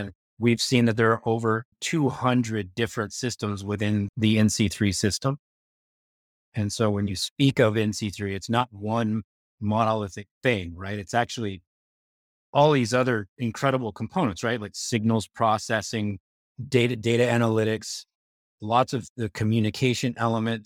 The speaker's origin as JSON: {"language": "English", "country": "United States", "said": "As an American, as a former Pentagon official, as a former White House official, that is the way we think of it here in the United States"}